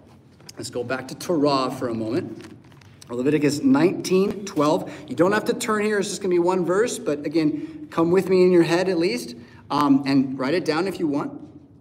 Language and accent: English; United States; the name of Jesus Christ is not on our lips as Americans, as American Christians?